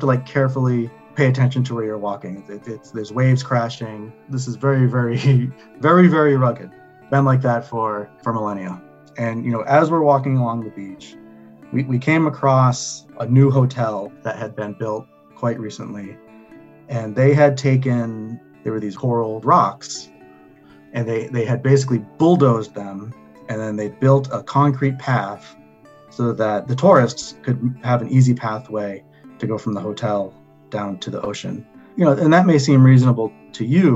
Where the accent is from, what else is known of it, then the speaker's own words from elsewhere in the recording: Northern Mariana Islands; also born or lived in Guam; I'm Chamorro. I'm from the Northern Mariana Islands. I was born on the island of Guam